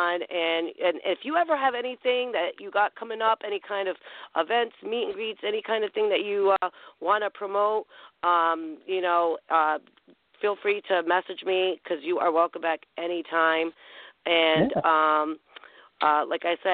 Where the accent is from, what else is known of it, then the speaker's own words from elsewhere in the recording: Rhode Island, United States; I'm from Rhode Island